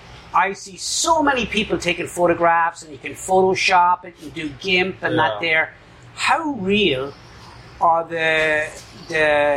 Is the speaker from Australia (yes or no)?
no; Ireland; moved away as an adult; now in Vietnam; I grew up in Ireland